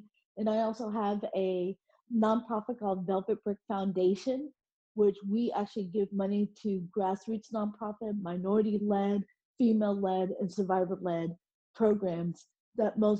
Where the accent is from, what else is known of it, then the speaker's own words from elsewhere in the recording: Oklahoma, United States; also born or lived in South Korea / Dallas, Texas; I grew up in Oklahoma